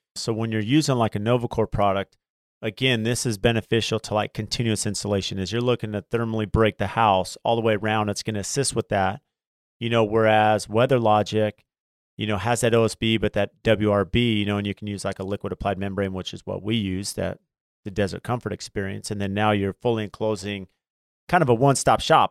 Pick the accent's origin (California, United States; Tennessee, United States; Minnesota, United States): California, United States; San Diego; also born or lived in Phoenix; growing up in San Diego